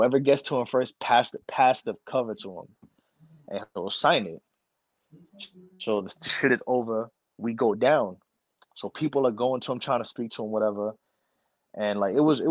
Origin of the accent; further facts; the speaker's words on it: New York, United States; I'm from New York.